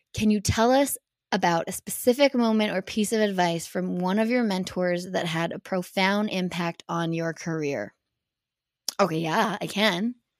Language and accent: English; Canada; also born or lived in United States; representing Canada at, like, World Cups and World Championships and just being Canadian